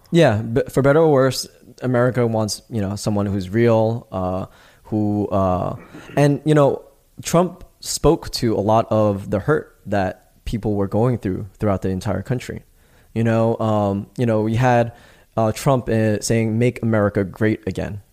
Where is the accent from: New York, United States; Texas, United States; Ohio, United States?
New York, United States; moved away as an adult; also born or lived in Los Angeles / Greece; I'm from New York, born and raised, right? I had moved out